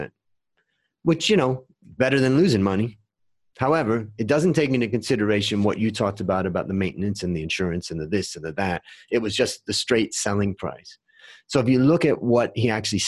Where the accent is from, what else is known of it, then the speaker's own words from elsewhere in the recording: Ohio, United States; also born or lived in California; now in Thailand; I grew up in Ohio and then I moved to California